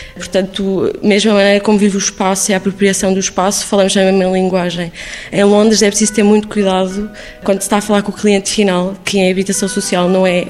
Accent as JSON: {"language": "Portuguese", "region": "Lisbon", "country": "Portugal", "tie": "born or raised there", "also_born_or_lived": "Islington, London", "moved": "yes", "lives_now": "London, United Kingdom", "said": "ter nascido e crescido em Lisboa"}